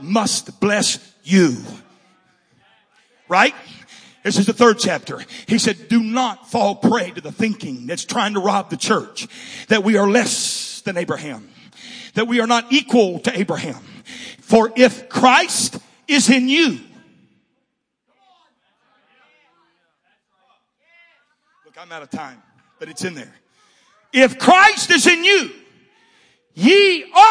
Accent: Southern California, United States; moved away; I'm from SoCal.

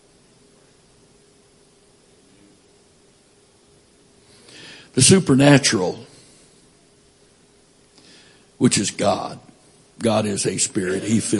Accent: Florida, United States; born there; I was born in Florida, even though I haven't lived that much time there.

